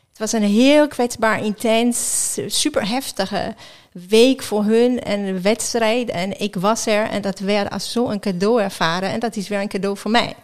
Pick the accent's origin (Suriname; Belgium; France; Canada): France; just outside Geneva, Auvergne-Rhône-Alpes; Dutch is a second language; now in Netherlands; ik ben in Frankrijk geboren. Eh, net buiten Genève